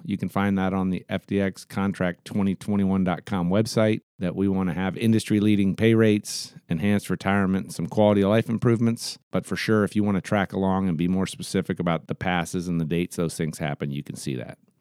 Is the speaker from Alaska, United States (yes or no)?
yes; Anchorage, Alaska, United States; I'll be in Anchorage on the twenty-first, which is my hometown